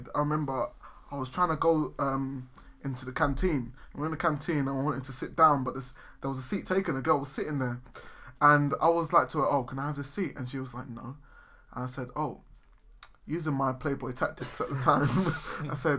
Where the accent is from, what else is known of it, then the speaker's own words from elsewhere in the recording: London, United Kingdom; I'm from East London